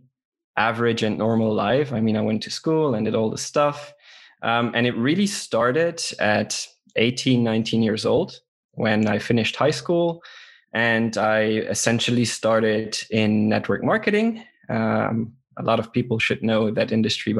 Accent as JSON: {"language": "English", "country": "Luxembourg", "said": "from Luxembourg"}